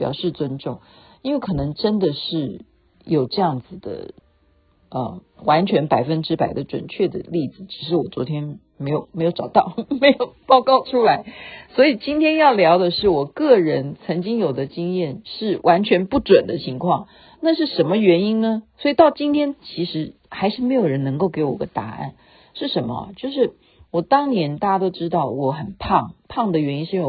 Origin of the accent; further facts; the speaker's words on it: China; now in Canada; 因为在加拿大啊，尤其是在西方国家，他们绝对不像我们中国人，你可以就是哎呀，我办个手续就跟医生。